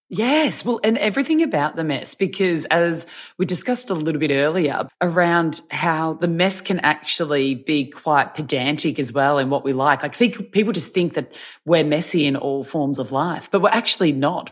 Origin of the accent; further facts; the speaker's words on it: Victoria, Australia; I'm from Victoria